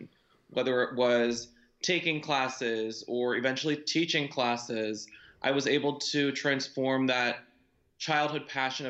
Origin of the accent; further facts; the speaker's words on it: right outside of Philadelphia, Pennsylvania, United States; born and raised right outside of Philadelphia